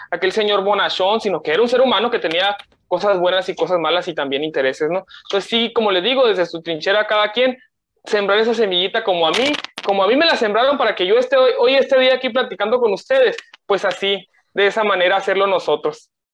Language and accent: Spanish; Mexico; nosotros como, como, como, eh, como jóvenes eh, y como mexicanos